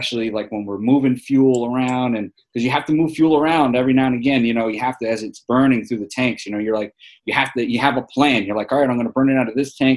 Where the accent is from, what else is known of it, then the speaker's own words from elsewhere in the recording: New York City, New York, United States; accent: New York; moved away as an adult; also born or lived in Wichita Falls, Texas; I grew up in New York City